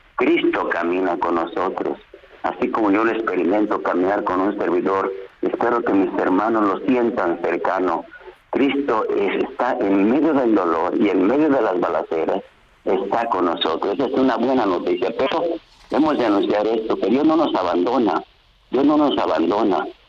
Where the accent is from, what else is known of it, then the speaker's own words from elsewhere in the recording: Mexico; mi país al que tanto amo